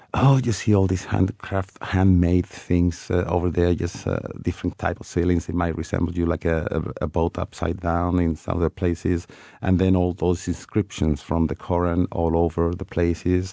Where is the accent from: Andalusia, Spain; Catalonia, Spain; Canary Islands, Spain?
Andalusia, Spain; Malaga; now in Madrid, Spain; I was born in Malaga, so Granada is a neighbor city from uh, Malaga, but I'm based in Madrid now for quite a few years